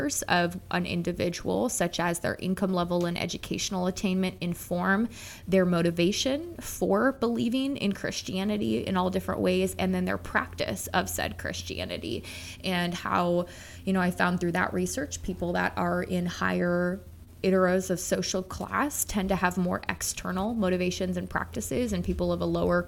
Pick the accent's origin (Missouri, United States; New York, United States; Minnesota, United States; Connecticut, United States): Minnesota, United States; a middle-class white suburban child of growing up in Minnesota